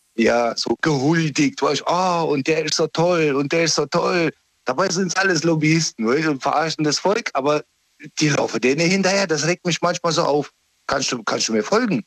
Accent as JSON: {"language": "German", "town": "Karlsruhe", "region": "Baden-Württemberg", "country": "Germany", "said": "Süden Deutschlands, äh, exakt Karlsruhe"}